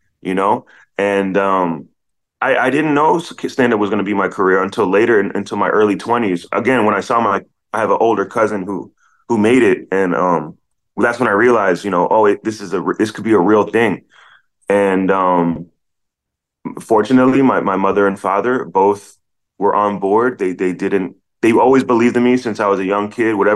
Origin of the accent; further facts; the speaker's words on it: Silver Spring, Maryland, United States; moved away as an adult; now in Los Angeles, United States; I grew up in Silver Spring, Maryland